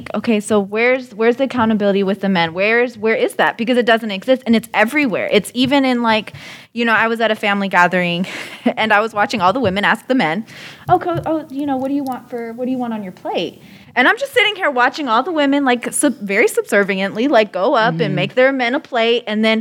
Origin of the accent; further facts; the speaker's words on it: Germany; now in United States; I grew up in Germany